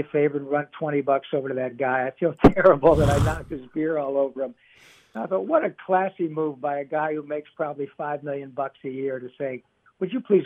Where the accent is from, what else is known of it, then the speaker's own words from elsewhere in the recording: Livonia, Michigan, United States; where I grew up in Livonia.